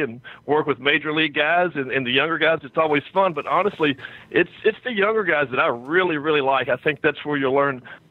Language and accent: English; Kentucky, United States; I grew up in Kentucky.